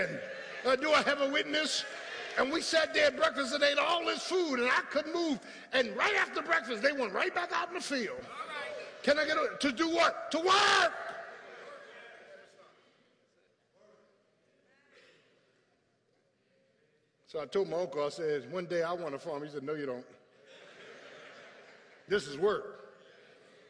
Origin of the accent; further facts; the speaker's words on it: Philadelphia, Pennsylvania, United States; moved away as an adult; I grew up in South Philly with tar and pavement